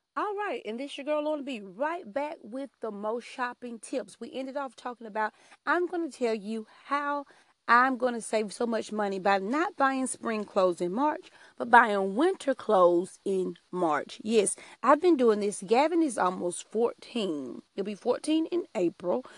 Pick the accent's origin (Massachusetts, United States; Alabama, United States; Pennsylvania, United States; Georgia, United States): Alabama, United States; I am from Alabama. I'm a country girl